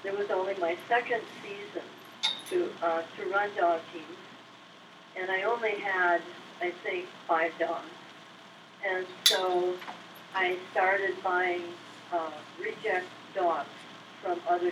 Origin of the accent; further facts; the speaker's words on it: Michigan, United States; moved away; also born or lived in Texas / Alaska; I was born in Michigan and then moved to Texas. That's where I got my degree